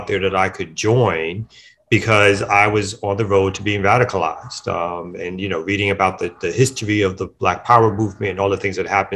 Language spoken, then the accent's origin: English; New York City, New York, United States; I'm born and raised in Brooklyn, New York